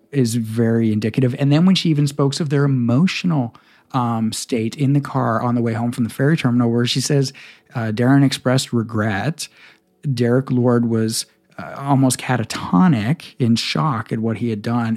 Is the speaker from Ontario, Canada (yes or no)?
no; Victoria, British Columbia, Canada; I grew up in Victoria in the nineties.